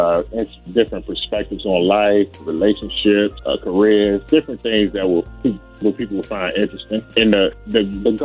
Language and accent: English; Capitol Heights, Maryland, United States; now in Virginia, United States; I was born in Capitol Heights, Maryland. I currently live in Virginia